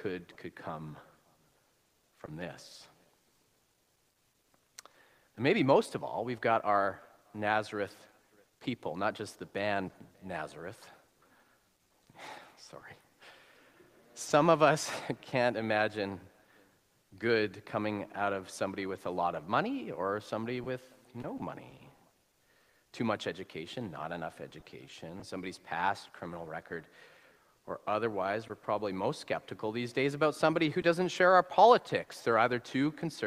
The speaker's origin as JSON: {"language": "English", "region": "Alberta", "country": "Canada", "moved": "yes", "said": "It's a little redneck, as we'd say, where I'm from. As I said, I'm from Alberta."}